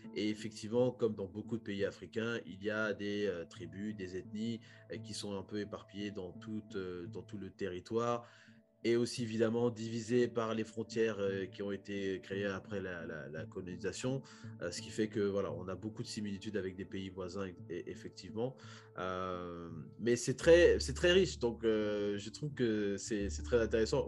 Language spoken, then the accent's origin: French; Republic of the Congo; moved away; en tant que Congolais